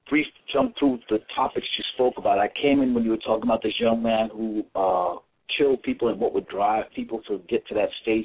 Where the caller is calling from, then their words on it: New York City, New York, United States; New York